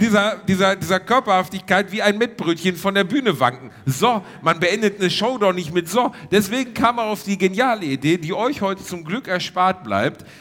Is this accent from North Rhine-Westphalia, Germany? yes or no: yes; Gelsenkirchen, North Rhine-Westphalia, Germany; moved away; Wir sind in der Heimat, Reini. Also ja, im weitesten Sinne meine Heimat